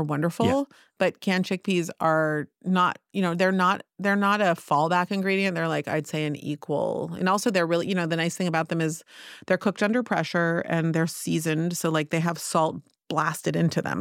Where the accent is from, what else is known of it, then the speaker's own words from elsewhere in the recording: Palo Alto, California, United States; now in Tel Aviv, Israel; I grew up in Palo Alto